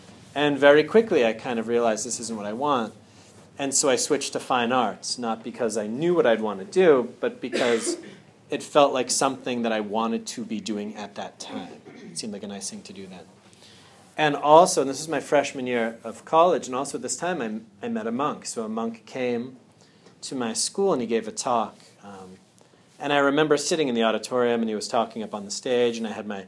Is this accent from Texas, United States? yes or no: no; Andover, Massachusetts, United States; I'm originally from Andover, Mass